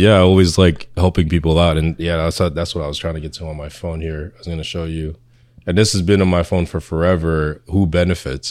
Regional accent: Irvington, New Jersey, United States; also born or lived in Philippines / Union, New Jersey; I was born in the Philippines, but I came here young, and then I grew up in Irvington, and then moved to Union

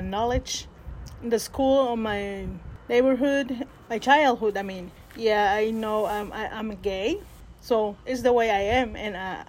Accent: Peto, Yucatán, Mexico; first language Spanish; English is a second language; moved away as an adult; now in Mendocino County, United States; I'm from Mexico, from the state of Yucatan. And I've been here at least 25 years in Mendocino County.

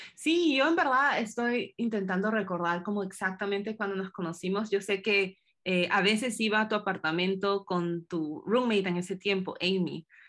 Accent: Peru; moved away; como peruana

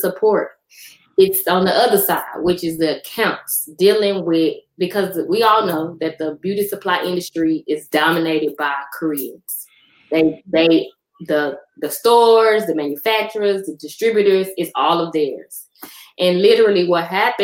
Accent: Dallas, Texas, United States; moved away as an adult; now in DeSoto, United States; I'm from West Dallas.

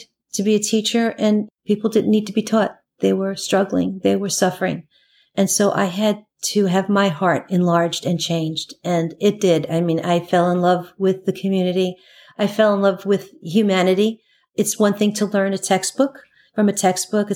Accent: New York City, New York, United States; I grew up in Queens, Flushing, Queens

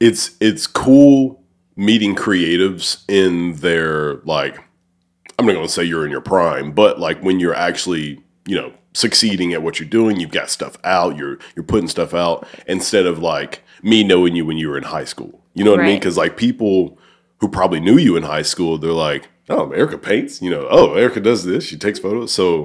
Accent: Alabama, United States; moved away as an adult; now in Cordova, United States; I'm actually from Alabama. And I moved here in 2019. So, cool. Like, that, I live in Cordova, but, like, I spend most of my time, obviously, either here or I work in Memphis at Owens

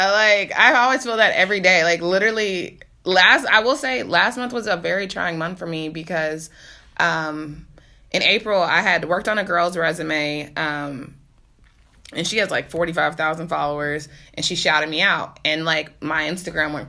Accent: Texas, United States; moved away as an adult; now in New York City, United States; I'm a girl from Texas

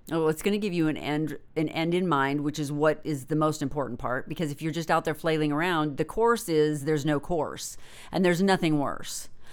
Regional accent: Northern California, United States; I'm from Northern California, and w, we lived in the shadow of Mount Shasta

